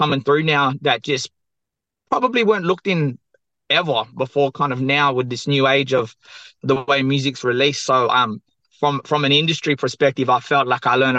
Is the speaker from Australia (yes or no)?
yes; Perth, Western Australia, Australia; I'm from the southwest of Western Australia, Boorloo, or Perth. And my mob are Noongar